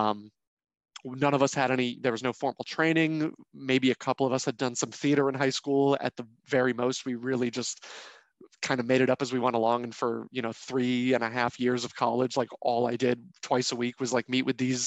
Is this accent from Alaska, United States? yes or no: no; New Hampshire, United States; I grew up in New Hampshire, so there was a lot of woods parties